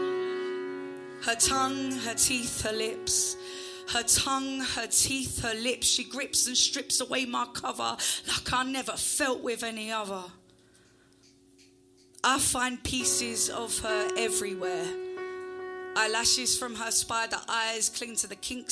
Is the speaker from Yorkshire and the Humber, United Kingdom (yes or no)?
no; Essex, East of England, United Kingdom; I'm from Essex and that's how I talk